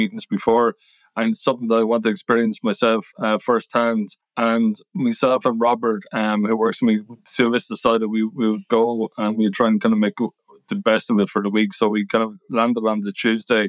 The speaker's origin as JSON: {"language": "English", "country": "Ireland", "said": "I'm from Ireland"}